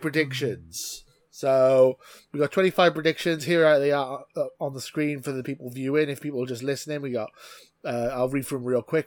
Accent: Wales, United Kingdom; as a Welsh man, I've always been brought up that we support two teams in this country

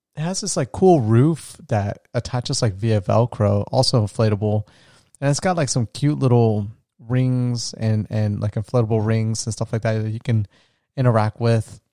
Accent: United States; first language English; also born or lived in Florida / Colombia; being an American because I grew up here. I speak English as my primary language

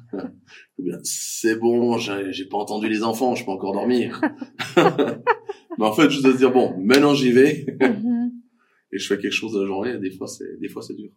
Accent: Fribourg, Switzerland; je suis fribourgeois

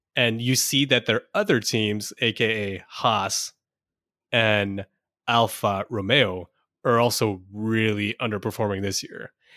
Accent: India; I'm Indian

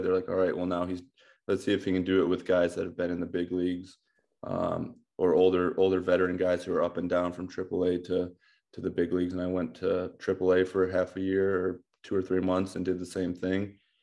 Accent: Amherst, Ohio, United States; I grew up in Amherst, Ohio.

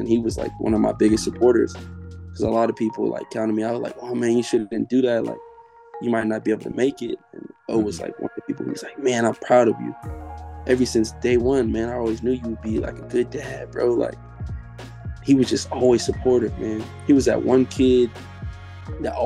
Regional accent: Oakland, California, United States; growing up in Oakland

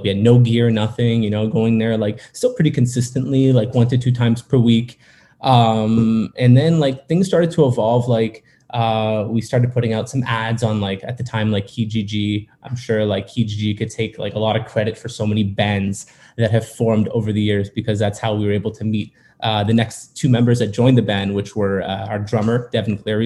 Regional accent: Montreal, Quebec, Canada; I'm from Montreal, Quebec, up in Canada

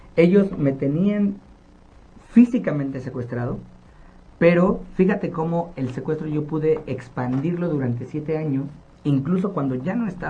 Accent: Nezahualcóyotl, State of Mexico, Mexico; yo nací en Ciudad Neza y soy orgullosamente de ese lugar. Y cuando yo viví toda mi infancia en esta comunidad

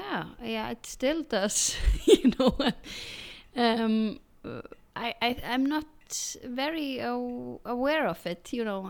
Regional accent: Iceland; English is a second language

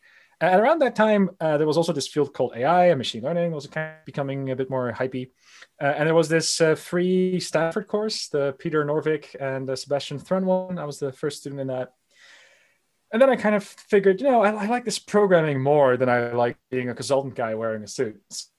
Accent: Netherlands; also born or lived in United States; I was raised bilingually. So I was born in the United States, lived there for a little bit, that I did most of my youth here in the Netherlands, but I definitely traveled to the United States, and that's where the accent comes from.

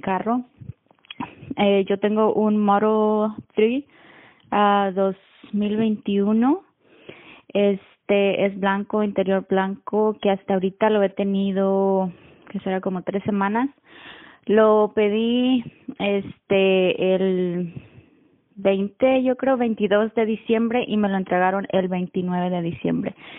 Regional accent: Mexico; now in Austin, United States; yo soy de México pero vivo en, bueno, al norte de Austin, Texas

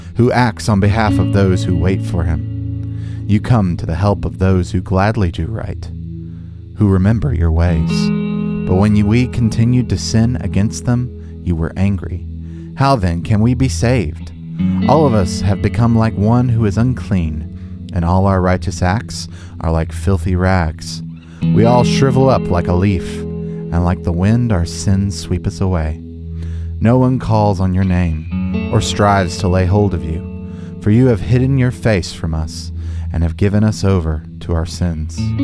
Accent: United States; as an American

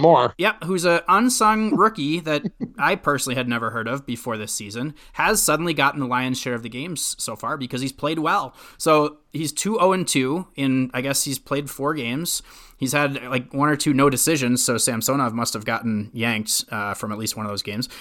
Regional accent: Minnesota, United States; I was growing up in Minnesota

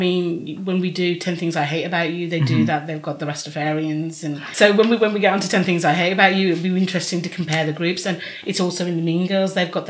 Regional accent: United States; accent: American; You know, it depends if you cut out my American accent.

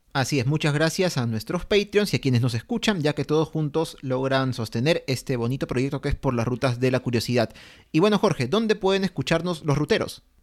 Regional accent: Peru; nosotros obviamente como peruanos

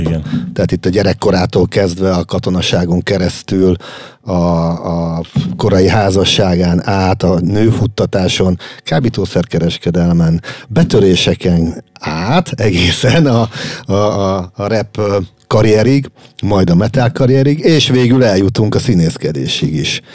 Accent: Hungary; magyarok vagyunk

